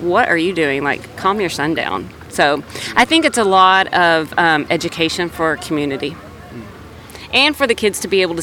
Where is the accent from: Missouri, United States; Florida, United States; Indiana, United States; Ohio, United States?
Indiana, United States; South Bend; I'm from South Bend, Indiana